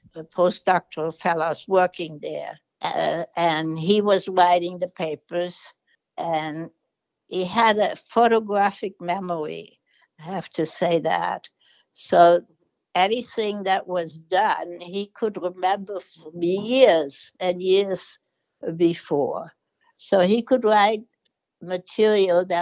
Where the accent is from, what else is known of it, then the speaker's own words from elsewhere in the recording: Germany; also born or lived in New York; now in United States; I am from Germany and went through the Holocaust